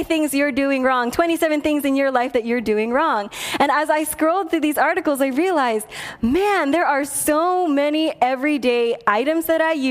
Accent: Philippines; because I'm Filipino, we send food home with people when they come over

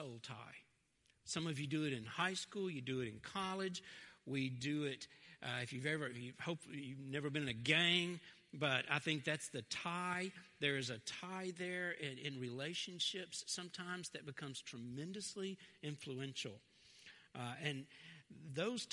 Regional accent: Fraser, United States; I grew up in Fraser.

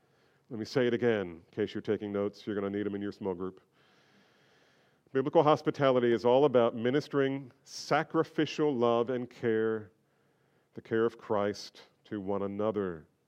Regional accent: New Jersey, United States; Look, I grew up in New Jersey. We were trained not to make eye contact.

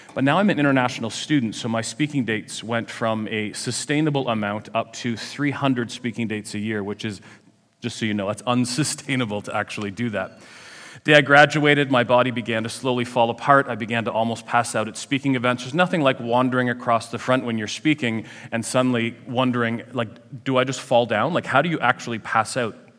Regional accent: Ajax, Ontario, Canada; I come from Ajax

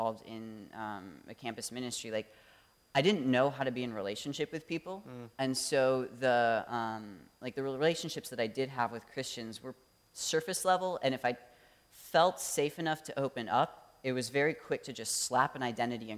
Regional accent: Traverse City, Michigan, United States; moved away as an adult; also born or lived in Ann Arbor, Michigan; now in Detroit, United States; I grew up in Traverse City area, Michigan, just 10 minutes north of there

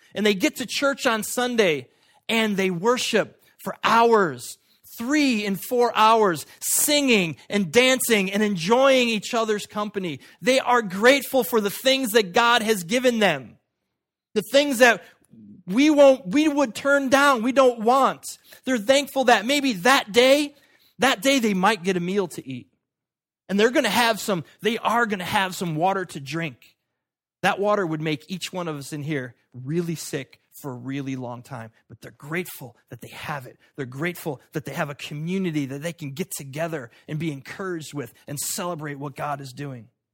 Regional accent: United States; I was born in America at this time

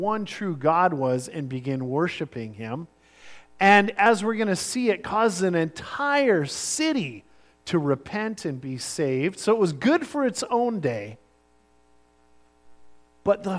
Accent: Sunshine Coast, British Columbia, Canada; I grew up on the Sunshine Coast, in the late 70s and all through the 80s

